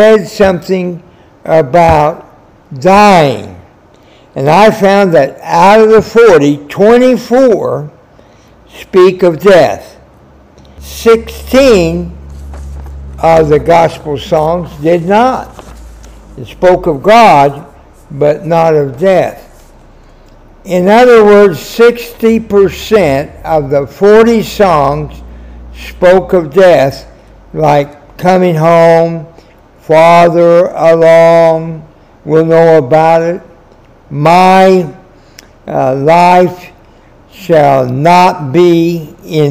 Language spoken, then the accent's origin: English; Wichita, Kansas, United States; I was born in Kansas, in Wichita